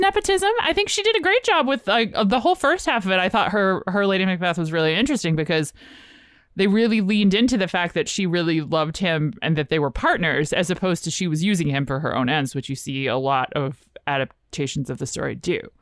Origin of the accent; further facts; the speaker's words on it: Richmond, Virginia, United States; I'm from Richmond, and we had, like, the theater that showed the indie movies